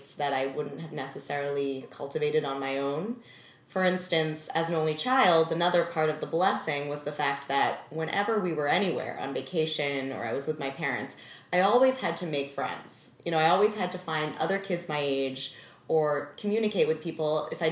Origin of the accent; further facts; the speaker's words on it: Needham, Massachusetts, United States; I was raised in Needham, Massachusetts, suburb of Boston, as an only child